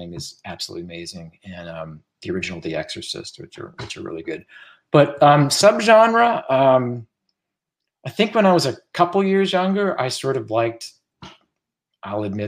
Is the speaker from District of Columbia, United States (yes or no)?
yes; Washington, District of Columbia, United States; I grew up in that area. I grew up in the Metro DC area